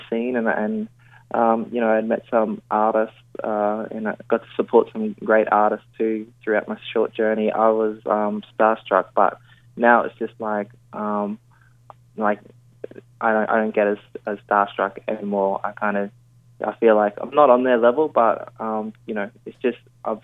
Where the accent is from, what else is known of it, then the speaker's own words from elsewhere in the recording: Queensland, Australia; now in Sydney, Australia; I feel like I'm a Queenslander through and through. But yeah, at the moment, Sydney is home